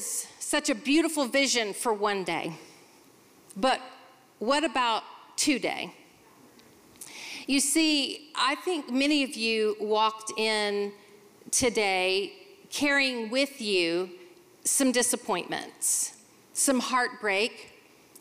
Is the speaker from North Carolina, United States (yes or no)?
yes; Charlotte, North Carolina, United States; I'm from Charlotte, North Carolina